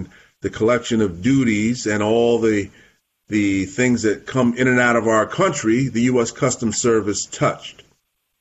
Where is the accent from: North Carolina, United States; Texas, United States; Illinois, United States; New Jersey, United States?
New Jersey, United States; Montclair; also born or lived in Massachusetts / New York City; I'm born and raised in New Jersey, born in Montclair, New Jersey.